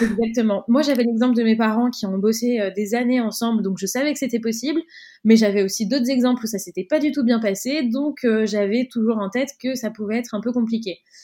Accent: Cannes, Provence-Alpes-Côte d'Azur, France; moved away; la ville d'où on vient, donc nous on est originaire de Cannes, dans le sud de la France

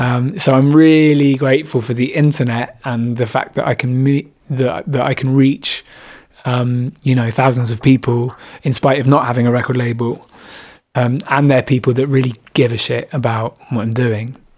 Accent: Bristol, South West England, United Kingdom; moved away as an adult; also born or lived in Brighton; which is my hometown

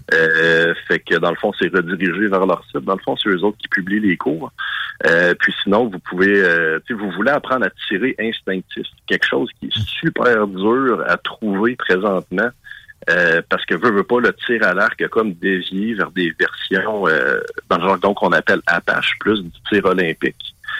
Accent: Quebec, Canada; Nous autres, évidemment, au Québec

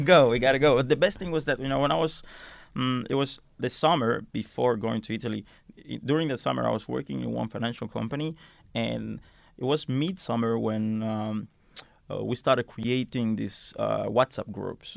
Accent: Helsinki, Uusimaa, Finland; moved away; also born or lived in Milan; I come from Helsinki area, s, which is a big, uh, area in Finland

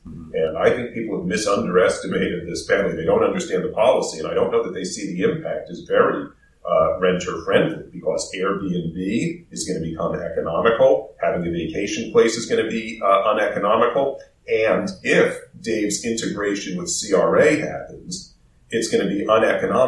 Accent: United States; moved away as an adult; now in Vancouver, Canada; I'm American

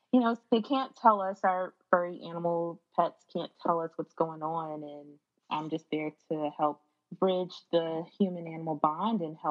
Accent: Kenner, Louisiana, United States; now in Las Vegas, United States; I'm from Kendall, Louisiana. It's a part of the Greater New Orleans area

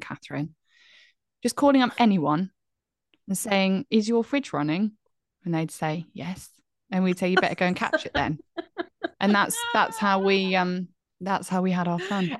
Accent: Bromsgrove, West Midlands, United Kingdom; moved away; I was born in Bromsgrove

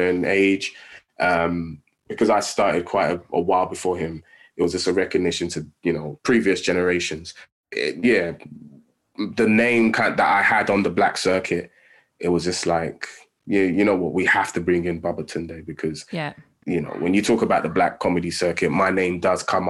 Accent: London, United Kingdom; I grew up in Tottenham

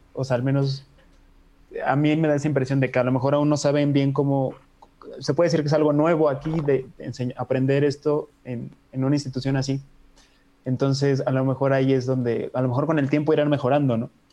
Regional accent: Mexico; somos mexicanos

